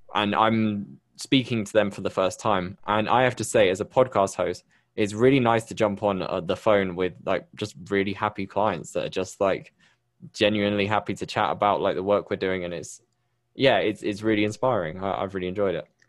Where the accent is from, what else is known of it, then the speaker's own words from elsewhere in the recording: Bristol, South West England, United Kingdom; accent: UK; moved away as an adult; now in Medellín, Colombia; I'm originally from Bristol in the U K, but I moved here, um, a few years ago